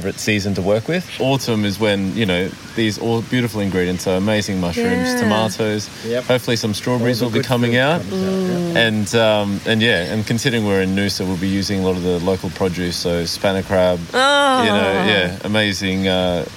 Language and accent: English; El Salvador; now in Queensland, Australia; I was born in El Salvador